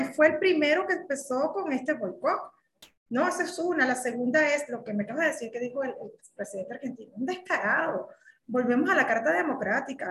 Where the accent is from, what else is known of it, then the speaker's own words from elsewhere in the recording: Venezuela; moved away as an adult; now in Mexico; como migrante venezolana, no soy cubana